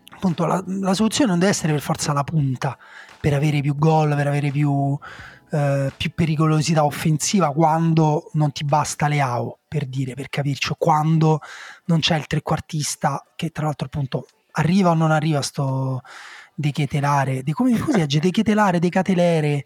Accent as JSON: {"language": "Italian", "town": "Rome", "region": "Lazio", "country": "Italy", "tie": "born or raised there", "said": "Essendo nato e cresciuto a Roma"}